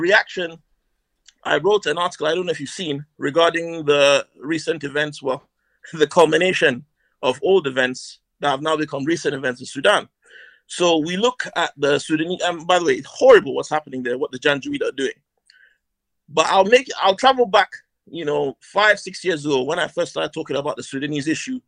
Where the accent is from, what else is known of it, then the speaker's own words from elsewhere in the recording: Northern Nigeria, Nigeria; now in England; I'm Nigerian. Not sure if you noticed. I've grown up in Northern Nigeria.